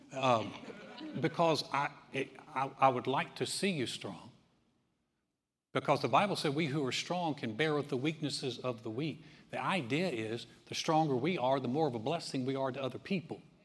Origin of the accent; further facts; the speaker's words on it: North Carolina, United States; I'm from North Carolina.